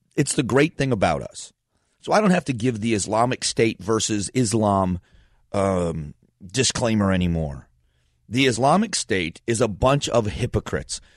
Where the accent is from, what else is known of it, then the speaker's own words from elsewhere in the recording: Fort Myers, Florida, United States; moved away as an adult; also born or lived in Northeast Ohio; now in Phoenix, United States; I was born in Northeast Ohio, grew up in Southwest Florida, so I call Florida home.